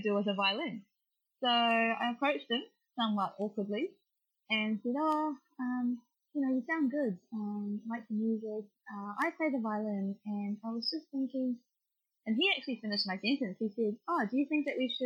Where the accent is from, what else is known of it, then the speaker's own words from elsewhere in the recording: New Zealand; now in Melbourne, Australia; I'm a Kiwi